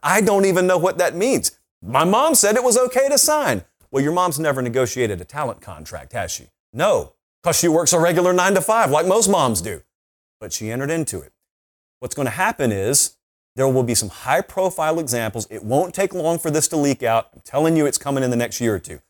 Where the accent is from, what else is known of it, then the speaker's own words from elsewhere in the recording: Columbus, Georgia, United States; I grew up in Columbus. You can practically hear the echo of the stadium where I grew up.